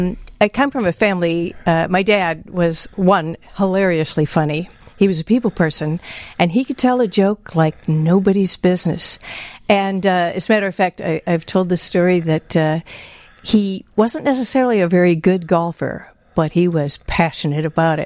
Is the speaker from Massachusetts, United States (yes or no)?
no; Evanston, Illinois, United States; also born or lived in Glenview, Illinois / Glencoe, Illinois; Actually, we grew up in Evanston.